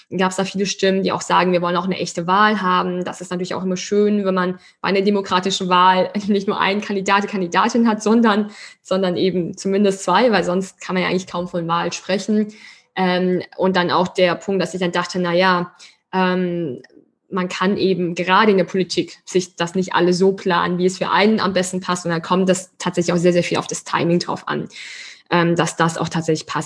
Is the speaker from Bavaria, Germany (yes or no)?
no; Schwetzingen, Baden-Württemberg, Germany; wir kommen ja wirklich beide aus Schwetzingen, aus der gleichen Stadt